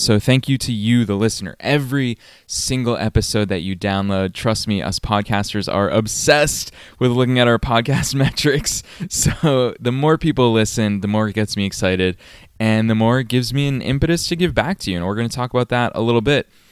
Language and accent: English; Massachusetts, United States; moved away; I was still living in my hometown in Massachusetts